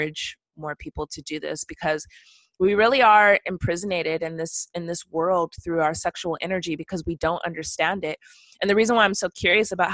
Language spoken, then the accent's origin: English; West Coast, United States; moved away; also born or lived in the South; I'm from the West Coast and I lived in the South